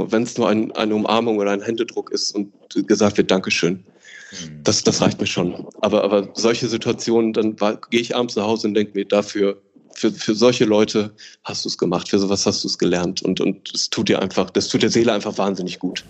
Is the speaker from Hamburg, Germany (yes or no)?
no; Ruhr area, North Rhine-Westphalia, Germany; ich fühle mich am wohlsten natürlich im Ruhrgebiet, da ich aus dem Ruhrgebiet komme und das einfach meine Wurzel und meine Heimat ist